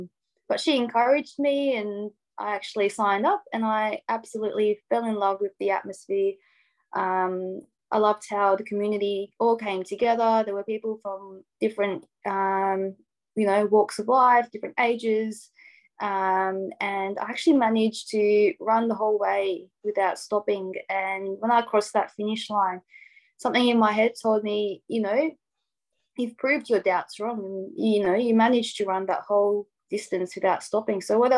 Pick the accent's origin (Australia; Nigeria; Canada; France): Australia; Hobart, Tasmania; also born or lived in Casablanca, Morocco / Sydney, Australia; And I moved to Australia when I was 4, so quite young. Me and my family lived in Sydney for a few years. And then my dad bought some land in Hobart, so Hobart, Tasmania, and built our house.